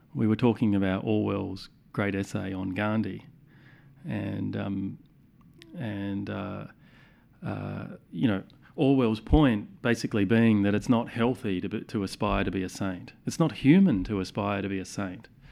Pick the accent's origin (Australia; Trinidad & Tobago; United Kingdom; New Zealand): Australia; Adelaide, South Australia; growing up in Adelaide in the nineteen eighties and the nineteen nineties